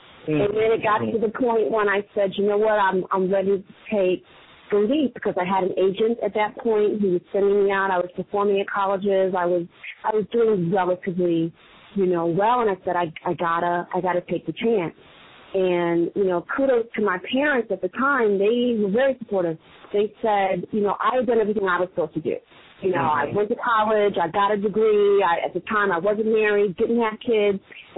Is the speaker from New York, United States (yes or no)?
yes; New York City, New York, United States; I am from Queens